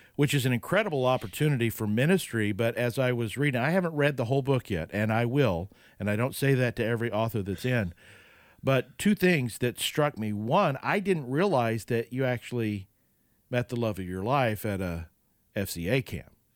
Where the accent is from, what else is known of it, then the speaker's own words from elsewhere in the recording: Oklahoma, United States; I grew up in Oklahoma